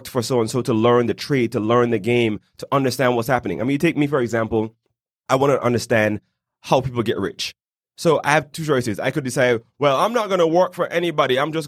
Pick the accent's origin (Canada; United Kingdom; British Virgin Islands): British Virgin Islands; now in Panama City, Panama; I'm originally from the British Virgin Islands, but after living in about 5 different countries, I've now settled in Panama City.